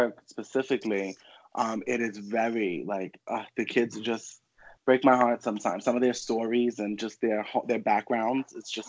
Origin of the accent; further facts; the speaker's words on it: New York City, New York, United States; I'm from Queens, New York.